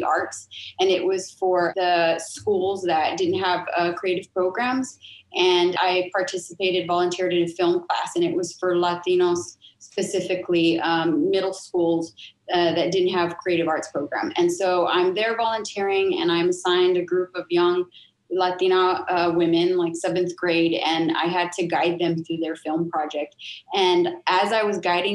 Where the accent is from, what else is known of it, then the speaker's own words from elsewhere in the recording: San Antonio, Texas, United States; my hometown, San Antonio